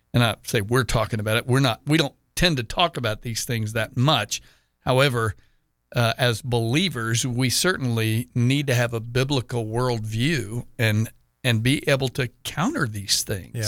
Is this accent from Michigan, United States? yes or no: no; Texas, United States; now in Jacksonville, United States; my home state of Texas